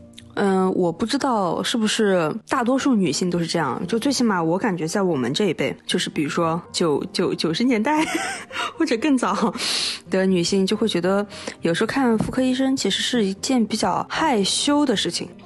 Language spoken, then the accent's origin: Chinese; Xinjiang, China; 我们新疆人前后鼻音就是不分了。